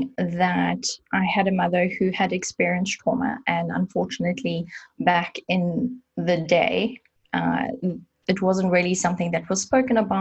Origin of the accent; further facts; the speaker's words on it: South Africa; I grew up in South Africa and there you get it from the age of 18